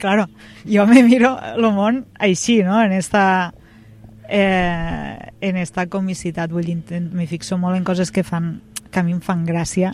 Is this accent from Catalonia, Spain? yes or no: yes; Amposta, Catalonia, Spain; Vaig néixer aquí, uns pares van néixer aquí, uns iaios van néixer aquí